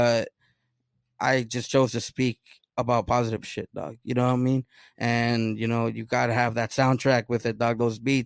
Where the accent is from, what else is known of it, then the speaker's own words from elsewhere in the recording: Oceanside, California, United States; first language Spanish; English is a second language; Oceanside, man, it's the beach, palm trees, lowriders, surfing